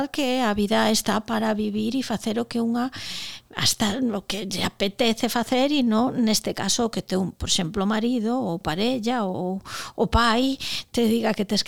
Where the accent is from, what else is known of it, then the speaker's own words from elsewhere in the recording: Vilagarcía de Arousa, Galicia, Spain; xa dixen antes que son de Vila García